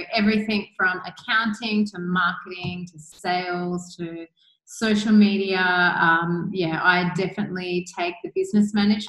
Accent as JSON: {"language": "English", "country": "Australia", "moved": "as an adult", "lives_now": "Bali, Indonesia", "said": "I am obviously from Australia"}